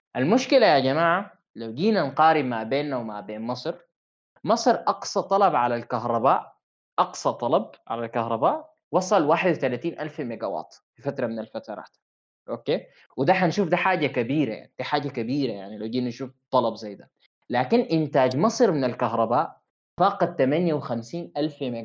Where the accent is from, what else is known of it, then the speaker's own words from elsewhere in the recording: Sudan; عندنا في السودان